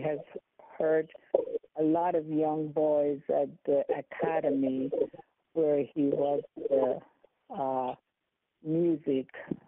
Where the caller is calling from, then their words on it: Silver Spring, Maryland, United States; And I am calling from Silver Spring, Maryland.